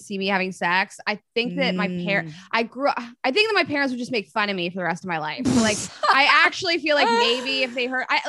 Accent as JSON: {"language": "English", "town": "Pittsburgh", "region": "Pennsylvania", "country": "United States", "tie": "born or raised there", "said": "I grew up in Pittsburgh, which is, I mean, one of my favorite places in the world. I grew up there, but it is traditionally a more blue collar place."}